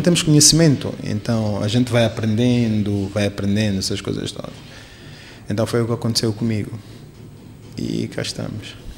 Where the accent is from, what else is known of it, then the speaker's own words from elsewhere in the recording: Quelimane, Zambezia, Mozambique; now in Maputo, Mozambique; Eu sou de Climana